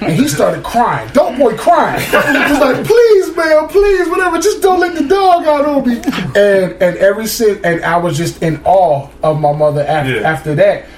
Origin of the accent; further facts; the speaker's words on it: Camden, New Jersey, United States; we live, we're from Camden, New Jersey.